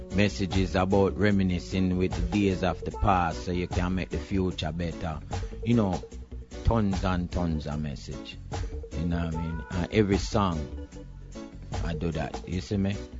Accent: Jamaica; moved away as an adult; also born or lived in New York City / Hawaii / California; I'm Jamaican

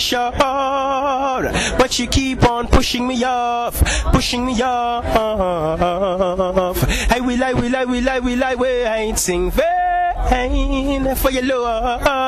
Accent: Linstead, Saint Catherine, Jamaica; I'm from St. Catherine. I'm in a small town called Linstead.

